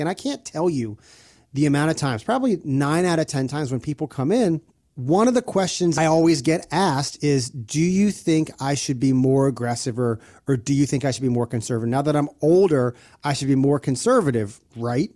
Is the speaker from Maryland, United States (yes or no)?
yes; Maryland, United States; I'm from Maryland, born and raised